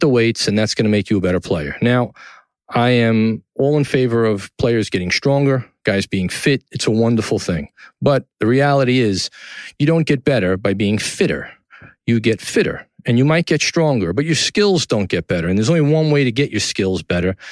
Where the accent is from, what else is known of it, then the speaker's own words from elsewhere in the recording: New York City, New York, United States; downtown New York City, my hometown in Tribeca